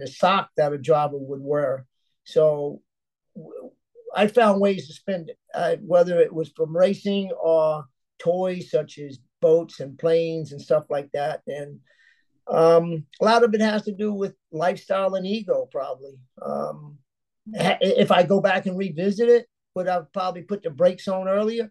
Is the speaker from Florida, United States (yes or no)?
yes; Miami, Florida, United States; my hometown